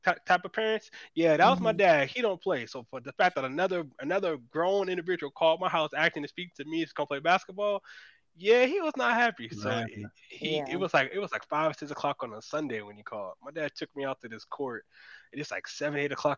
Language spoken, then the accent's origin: English; Winter Park, Florida, United States; I'm from Winter Park